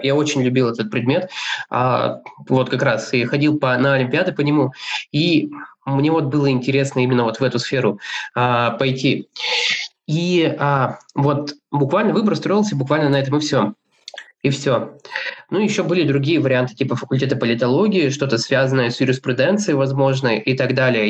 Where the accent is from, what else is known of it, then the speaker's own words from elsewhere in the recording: Kurgan, Kurgan Oblast, Russia; moved away as an adult; also born or lived in Moscow; родился я в городе Кургане, там учился в школе